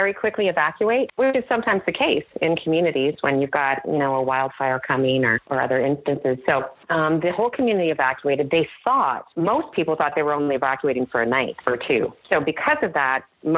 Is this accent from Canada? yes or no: yes; Canada; moved away as an adult; now in United States; I am technically Canadian, even though I spent most of my time in the U.S. the last several years